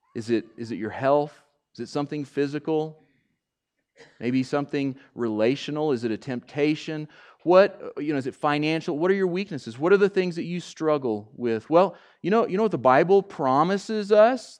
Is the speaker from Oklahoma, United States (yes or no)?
yes; Oklahoma, United States; I'm from Oklahoma, too